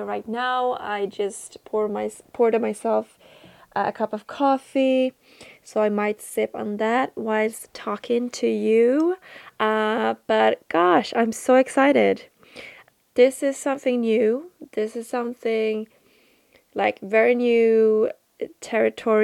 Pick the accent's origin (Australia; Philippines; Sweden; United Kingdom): Sweden; since I'm from Sweden. And I'm 25 years old in my human earth age. Not sure how old I am in my spirit, in my soul. And I live out in the countryside, in Sweden, south of Sweden. And I grew up in the countryside.